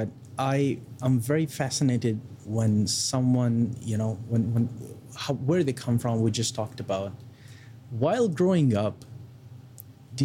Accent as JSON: {"language": "English", "country": "India", "moved": "yes", "said": "from India"}